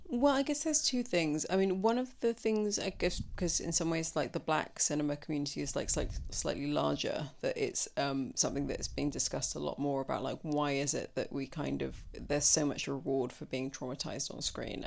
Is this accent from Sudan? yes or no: yes; Sudan; also born or lived in London, United Kingdom; now in United Kingdom; I myself, I'm, you know, was born here, but I grew up in Sudan